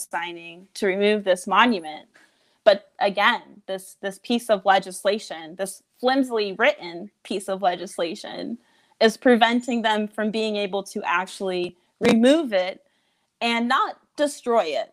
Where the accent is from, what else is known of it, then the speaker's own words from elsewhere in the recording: Fort Mill, South Carolina, United States; I'm from Fort Mill, South Carolina